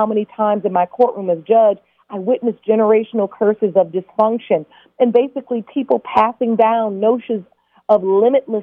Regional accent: Detroit, Michigan, United States; I'm from Detroit, Chicago

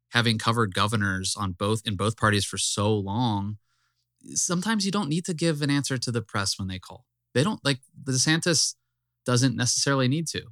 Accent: the South, United States; I'm from the South

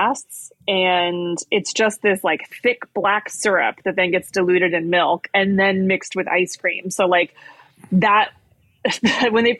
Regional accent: Morgan Hill, California, United States; I grew up in a town called Morgan Hill that's like in the Bay Area.

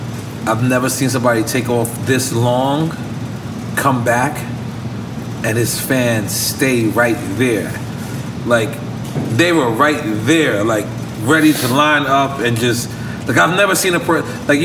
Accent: New York, United States; Even though I'm from New York

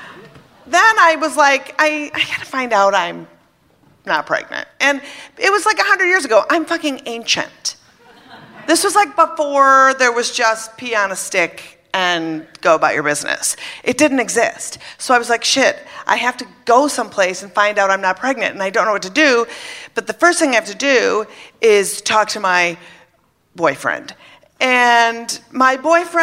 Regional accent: Minnesota, United States; I was brought up in Minnesota, Catholic, thank you, and 16.

